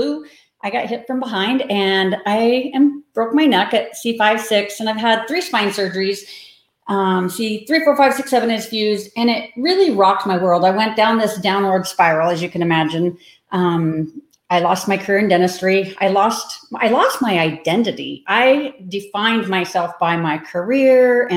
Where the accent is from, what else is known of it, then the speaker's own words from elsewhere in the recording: Manhattan, Kansas, United States; moved away; also born or lived in Denver, Colorado; I am from Manhattan, Kansas, which is about an hour west of Kansas City. I lived in Denver for 30 years, so I'm new to Kansas again. Kind of came back to my roots during COVID